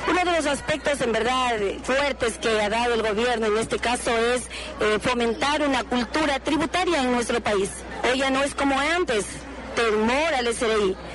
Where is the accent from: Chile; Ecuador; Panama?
Ecuador; Santo Domingo, Santo Domingo de los Tsáchilas; soy de Santo Domingo.